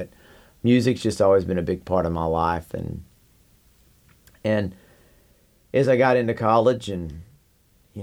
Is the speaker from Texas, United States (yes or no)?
yes; Amarillo, Texas, United States; I grew up in Amarillo, Texas.